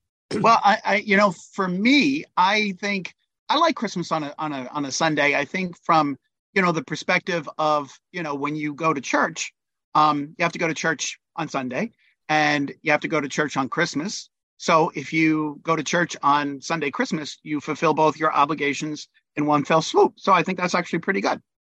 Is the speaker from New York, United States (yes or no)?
yes; New York City, New York, United States; I was born in the Bronx